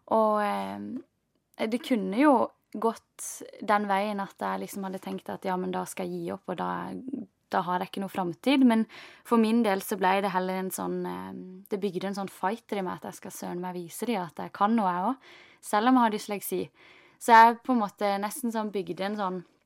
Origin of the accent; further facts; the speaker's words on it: Norway; den oppveksten du har hatt hjemme i Norge